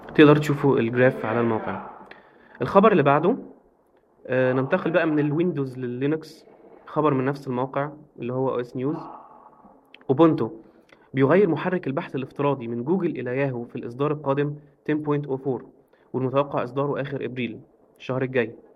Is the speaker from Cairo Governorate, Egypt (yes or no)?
no; Alexandria Governorate, Egypt; انا اسكندراني